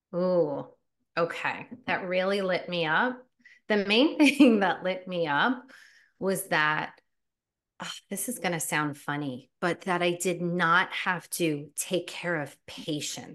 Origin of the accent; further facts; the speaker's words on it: New Jersey, United States; I was born and raised in New Jersey